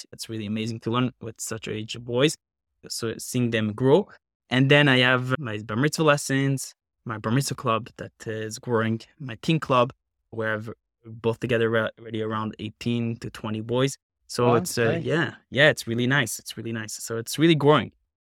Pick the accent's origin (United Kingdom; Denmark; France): France; Paris, Île-de-France; moved away as an adult; now in Valley Stream, United States; I actually come from Paris, France